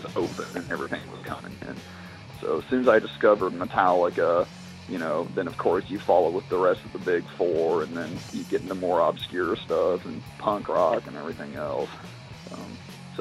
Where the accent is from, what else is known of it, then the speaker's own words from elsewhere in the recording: Missouri, United States; we're actually from Missouri. And Assassin had lived in Marshfield, which is not too far away from Springfield, where I live